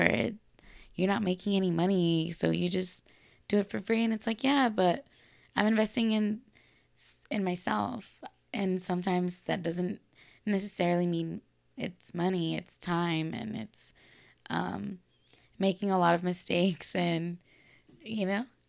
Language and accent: English; Los Angeles, California, United States; I'm from Los Angeles, California